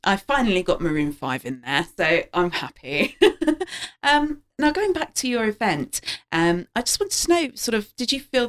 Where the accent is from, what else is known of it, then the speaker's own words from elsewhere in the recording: London, United Kingdom; Growing up in London around near Palmer's Green, there were some amazing Turkish and Greek shops